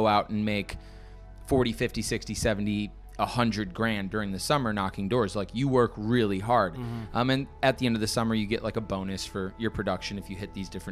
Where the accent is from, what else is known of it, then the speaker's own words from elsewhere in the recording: Brookfield, Wisconsin, United States; moved away as an adult; also born or lived in New York City; now in Miami, United States; Grew up in Brookfield, Wisconsin.